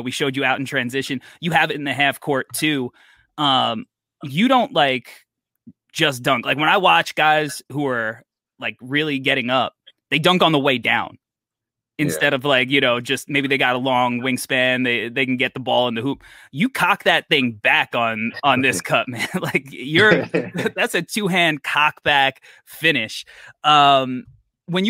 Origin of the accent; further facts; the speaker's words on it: New York City, New York, United States; I'm a New Yorker